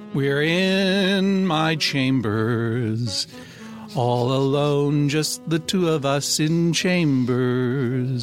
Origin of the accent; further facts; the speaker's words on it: Brookline, Massachusetts, United States; growing up in Brookline, Massachusetts